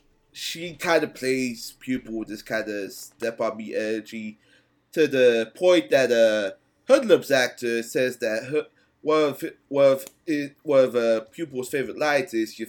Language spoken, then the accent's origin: English; New Jersey, United States; I'm from New Jersey